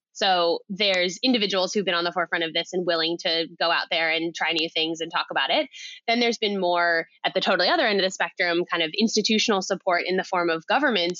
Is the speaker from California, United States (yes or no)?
yes; Silicon Valley, California, United States; now in Australia; I grew up in Silicon Valley